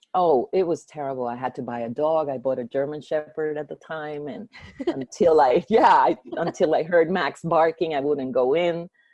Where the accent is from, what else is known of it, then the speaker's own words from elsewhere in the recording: Venezuela; moved away; also born or lived in Baton Rouge, United States / New Orleans, United States; I'm from Venezuela, but uh, I moved to Baton Rouge because that's where my dad went to school at LSU